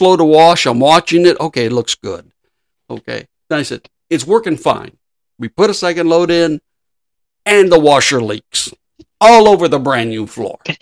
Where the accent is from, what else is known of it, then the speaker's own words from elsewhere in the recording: Los Angeles, California, United States; I was raised near Lincoln Heights, by Lincoln Park